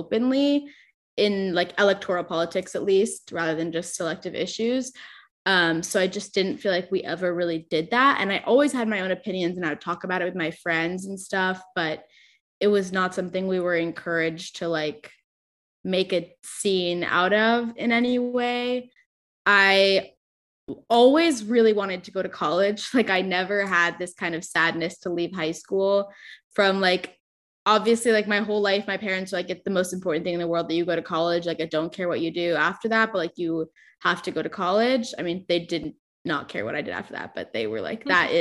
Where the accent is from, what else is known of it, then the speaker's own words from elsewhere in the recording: Orange County, California, United States; also born or lived in Chicago; I grew up in Orange County, which is like known for being a conservative part of California